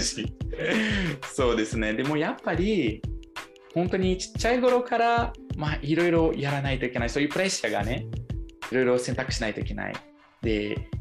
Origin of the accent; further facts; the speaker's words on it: Brazil; Japanese is a second language; now in Japan; 私は今なんかまあブラジル生まれで、まあ、日本にまあずっと住みたいずっと住むね